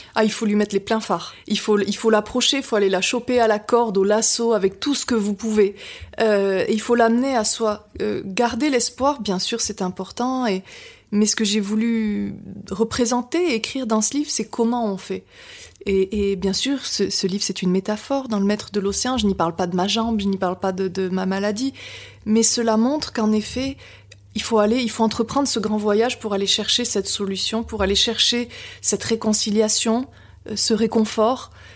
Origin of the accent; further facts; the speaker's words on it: Biarritz, Nouvelle-Aquitaine, France; also born or lived in Brussels, Belgium; je suis née en Belgique, près de Bruxelles, et, j'ai quitté mes parents et, mon pays à l'âge de, de, 3 ans euh, pour être adoptée sur la, sur la côte basse, donc à Biarritz